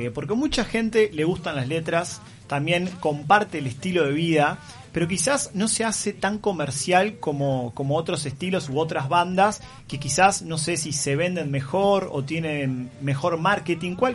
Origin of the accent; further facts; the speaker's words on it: Solymar, Canelones, Uruguay; yo soy de Solimar y allá hay una movida muy importante del reggae, hay muchas bandas emergentes.